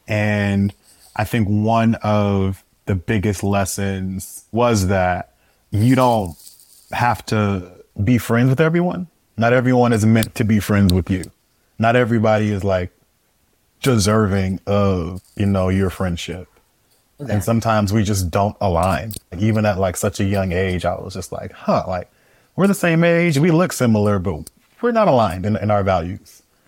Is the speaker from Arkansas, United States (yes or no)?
no; Oakland, California, United States; So I grew up in Oakland, California, East Oakland in the Bay Area, born and raised.